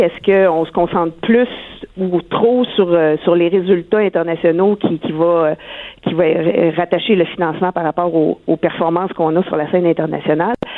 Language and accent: French; Rimouski, Quebec, Canada; je suis native de Rimouski